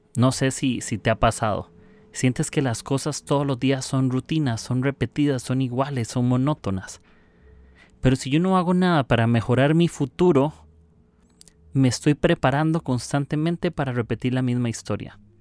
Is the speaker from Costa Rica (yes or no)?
yes; Costa Rica; soy de Costa Rica